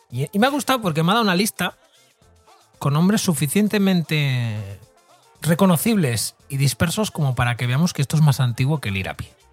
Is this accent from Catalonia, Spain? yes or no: yes; Barcelona, Catalonia, Spain; para los que somos de Barcelona